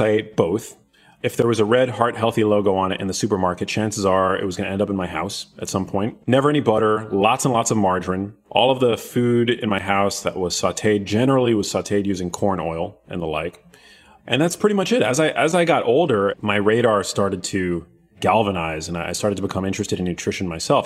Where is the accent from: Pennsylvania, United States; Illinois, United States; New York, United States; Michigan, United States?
New York, United States; New York City; I grew up in New York City, which is where my mom lived at the time.